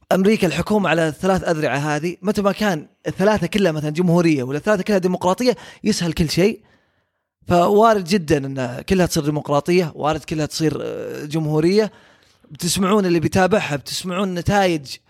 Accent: Saudi Arabia; عندنا في السعوديه

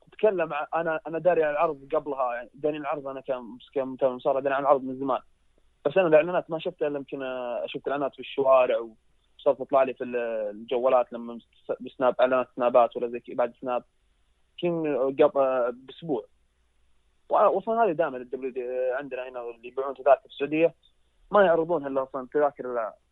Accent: Saudi Arabia; انا كشخص سعودي واجي احضر عروض سعوديه

